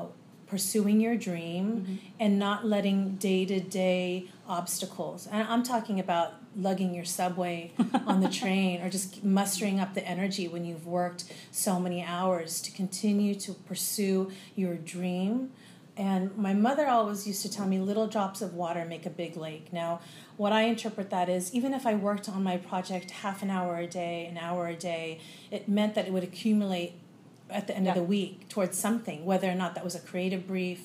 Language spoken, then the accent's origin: English; Escondido, California, United States; moved away as an adult; now in New York City, United States; I grew up here in San Diego, in Escondido